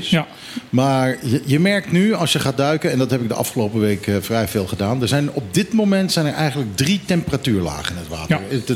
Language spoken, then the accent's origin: Dutch; Netherlands; En als Nederlander spreek ik dat nu uit, dus Dooie Kat.